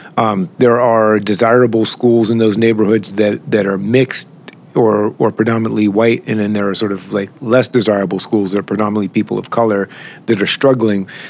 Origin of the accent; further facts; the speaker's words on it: Boston, Massachusetts, United States; the neighborhood was really different because you could be in Roxbury when I was a kid